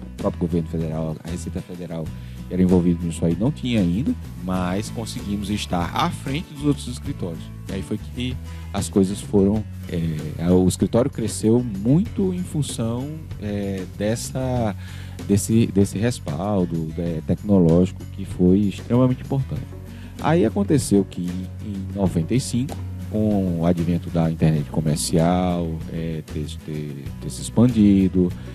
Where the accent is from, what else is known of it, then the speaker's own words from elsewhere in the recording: Natal, Rio Grande do Norte, Brazil; eu nasci em Natal, fui criado em Natal